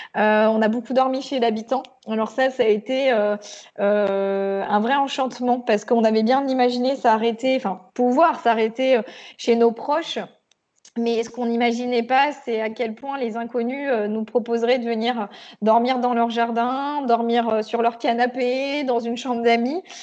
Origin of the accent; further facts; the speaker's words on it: Picardy, Hauts-de-France, France; now in Auvergne, France; je suis née en Picardie